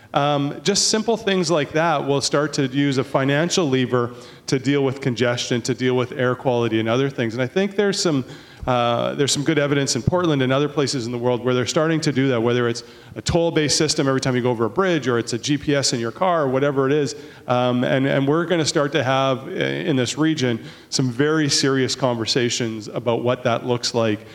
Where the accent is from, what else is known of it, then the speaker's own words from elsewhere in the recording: Port Coquitlam, British Columbia, Canada; I'm from Poco